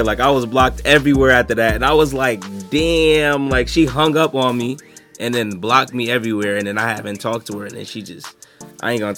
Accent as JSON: {"language": "English", "town": "Hamden", "region": "Connecticut", "country": "United States", "tie": "born or raised there", "said": "I was born in Hamden"}